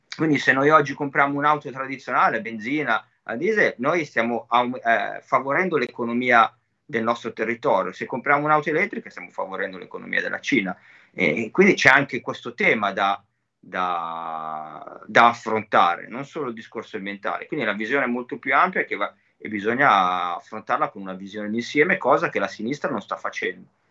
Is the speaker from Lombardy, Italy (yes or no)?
yes; Cinisello Balsamo, Lombardy, Italy; Io sono di Cinisello, Cinisello è il centro Covid di tutto il nord Milano